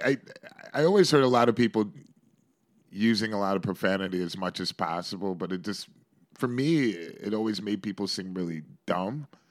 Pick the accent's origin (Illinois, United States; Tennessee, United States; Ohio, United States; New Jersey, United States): Ohio, United States; Shaker Heights; now in New York, United States; I grew up in the suburbs of Cleveland in a place called Shaker Heights